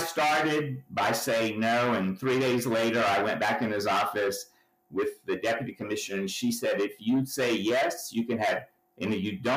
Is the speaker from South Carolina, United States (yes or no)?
yes; Walterboro, South Carolina, United States; moved away; I hail from Walterboro, South Carolina